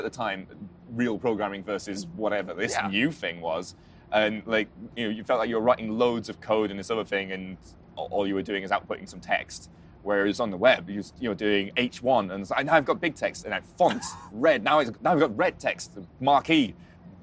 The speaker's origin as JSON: {"language": "English", "town": "Carlisle", "region": "North West England", "country": "United Kingdom", "tie": "born or raised there", "first_language": "English"}